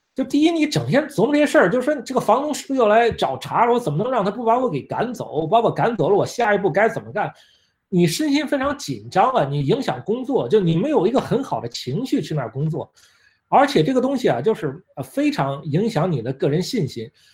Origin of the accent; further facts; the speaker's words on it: China; moved away as an adult; also born or lived in Italy; now in United States; 作为一个中国人